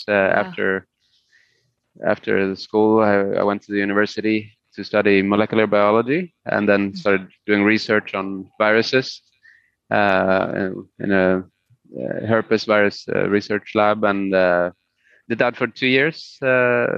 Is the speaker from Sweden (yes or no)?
yes; Sweden; first language Spanish; English is a second language; Swedish is my main language that I always lived in Sweden.